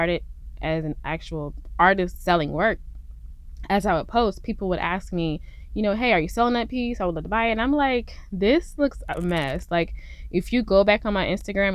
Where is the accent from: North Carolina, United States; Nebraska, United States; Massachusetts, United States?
North Carolina, United States; Fayetteville; moved away as an adult; now in Houston, United States; I'm actually from North Carolina, Fort Bragg, Fayetteville area. And I come from a military family